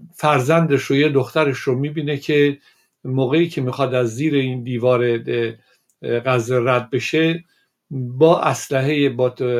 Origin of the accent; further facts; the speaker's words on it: Iran; من به عنوان یک ایرانی